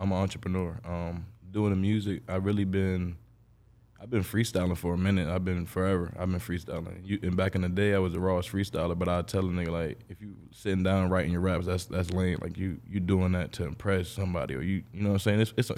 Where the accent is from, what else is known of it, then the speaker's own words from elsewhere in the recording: Jacksonville, Florida, United States; also born or lived in New Jersey; I pretty much grew up here. So I'm from Jacksonville, I like to say.